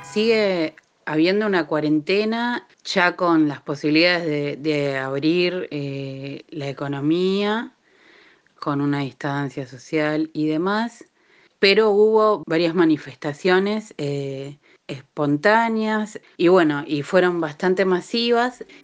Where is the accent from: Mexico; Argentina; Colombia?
Argentina; now in California, United States; Nosotras, como migrantes argentinas, feministas, que vivimos en el área de la bahía y sus alrededores en California